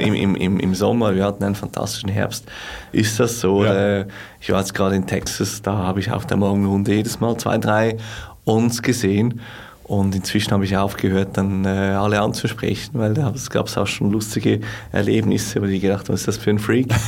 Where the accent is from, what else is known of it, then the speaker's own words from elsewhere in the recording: Switzerland; als Schweizer